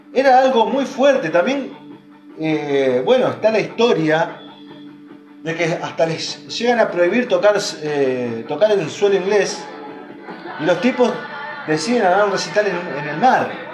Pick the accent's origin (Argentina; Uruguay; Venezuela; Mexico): Argentina